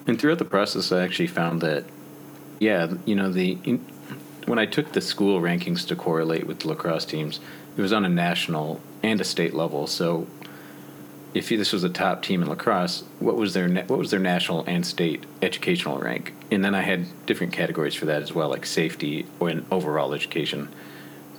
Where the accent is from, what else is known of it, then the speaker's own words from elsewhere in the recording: Michigan, United States; in Michigan, I'm from Michigan